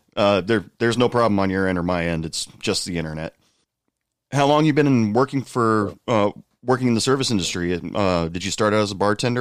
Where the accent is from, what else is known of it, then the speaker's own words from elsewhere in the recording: United States; I'm just asking you as an American that's never traveled outside of the United States